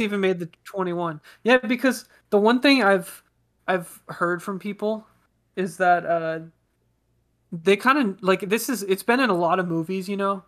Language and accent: English; Bay Area, California, United States; we grew up in the Bay Area